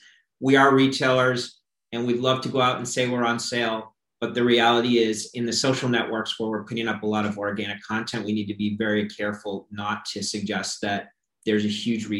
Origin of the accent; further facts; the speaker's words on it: Florida, United States; When we look at my home state of Florida, for example, and we see Planet 13 coming into the market